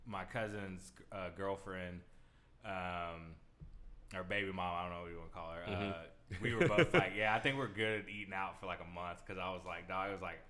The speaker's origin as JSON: {"language": "English", "town": "Tomball", "region": "Texas", "country": "United States", "tie": "born or raised there", "moved": "yes", "said": "where we grew up in Tomball's up north"}